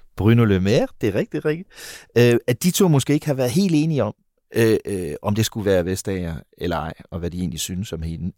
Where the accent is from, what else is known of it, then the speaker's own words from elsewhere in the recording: Denmark; vi i Danmark